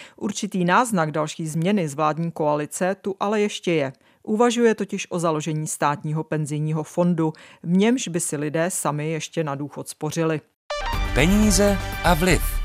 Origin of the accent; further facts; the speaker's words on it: Czechia; jsme na tom jako Češi